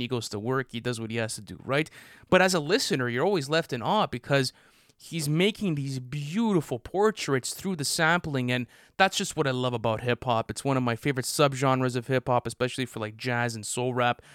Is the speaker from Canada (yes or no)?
yes; Canada; we're Canadian